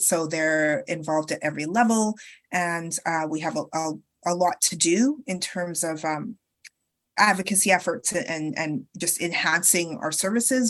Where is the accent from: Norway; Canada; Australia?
Canada; also born or lived in United Kingdom; I was born in the UK, but I grew up in Canada